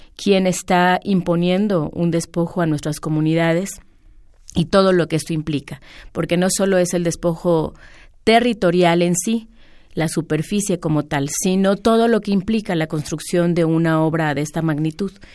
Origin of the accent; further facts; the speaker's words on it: Mexico; nuestra historia como mexicanos